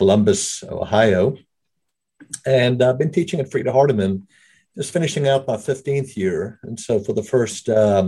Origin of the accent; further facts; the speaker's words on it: South Africa; accent: brogue; moved away as an adult; now in United States; I was raised in South Africa. Been in the States, though, for the majority of all of my adult life.